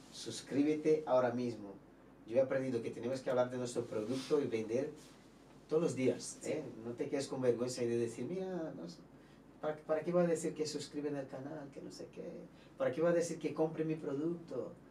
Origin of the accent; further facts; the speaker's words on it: Brazil; Spanish is a second language; nosotros, mira, somos productos de Brasil y hay que valorar a nosotros que somos importados